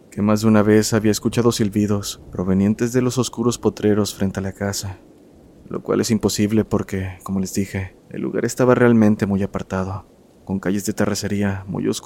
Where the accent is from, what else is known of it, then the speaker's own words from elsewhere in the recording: Costa Rica; Hola comunidad … soy de Costa Rica. Mi familia es de un lugar que actualmente está un poco más comercializado, llamado Nicoya, el cual antes era un pueblo bastante pequeño.